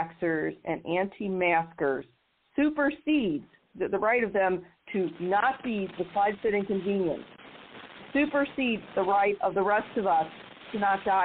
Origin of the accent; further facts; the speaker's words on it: Missouri, United States; Here in my home state of Missouri